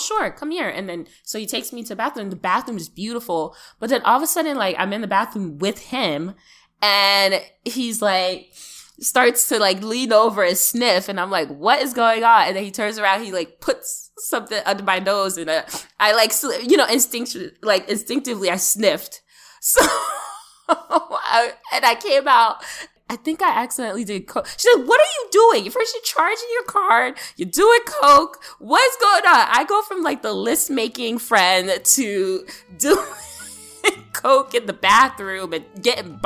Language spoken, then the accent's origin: English; New York, United States; New York